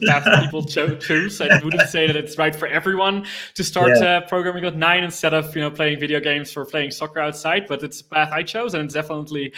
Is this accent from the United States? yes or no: no; Netherlands; I was born in the Netherlands. I kind of grew up with computers all around me.